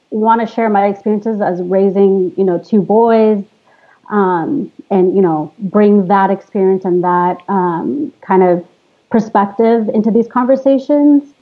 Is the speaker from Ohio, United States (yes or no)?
no; Los Angeles, California, United States; Um, I'm from Los Angeles. I'm part of um, the Afghan American Women's Collective.